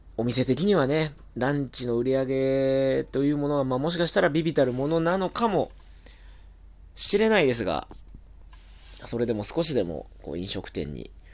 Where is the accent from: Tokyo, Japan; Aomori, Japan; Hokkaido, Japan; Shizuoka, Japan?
Tokyo, Japan; 東京生まれ東京育ち